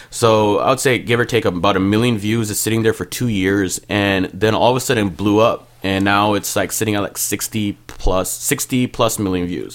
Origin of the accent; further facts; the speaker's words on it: Mississauga, Ontario, Canada; first language Punjabi; also born or lived in Montreal, Quebec; now in Brampton, Canada; I grew up in Malton, but in high school, I lived in Malton. Got into a little bit of trouble in high school, so I went to school in Brampton, but lived in Malton.